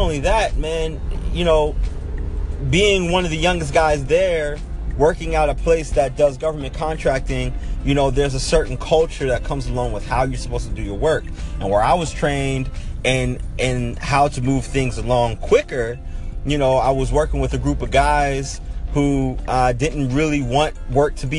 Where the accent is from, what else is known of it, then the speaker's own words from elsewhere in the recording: Pittsburgh, Pennsylvania, United States; moved away as an adult; also born or lived in Baltimore, Maryland / El Segundo, California; I'm born and raised in Pittsburgh, Pennsylvania. I spent 18 years of my life growing up